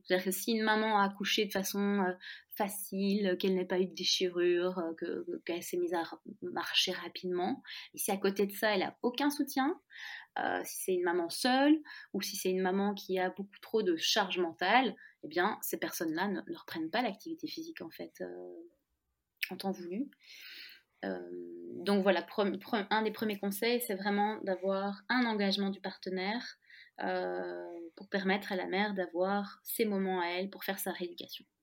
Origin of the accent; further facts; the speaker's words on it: France; now in Belgium; je suis française, mais je vis en Belgique